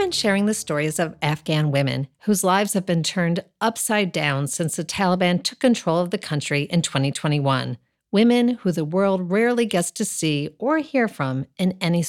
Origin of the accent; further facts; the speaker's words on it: upstate New York, United States; I drove there from my hometown in upstate New York